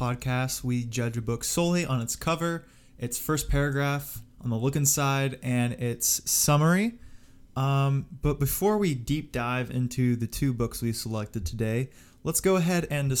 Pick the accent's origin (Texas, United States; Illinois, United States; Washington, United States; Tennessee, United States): Washington, United States; Seattle; moved away; I'm originally from Seattle